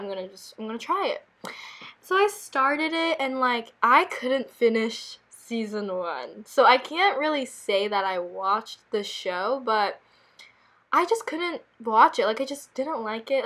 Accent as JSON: {"language": "English", "country": "South Korea", "tie": "born or raised there", "moved": "yes", "said": "we grew up in Korea."}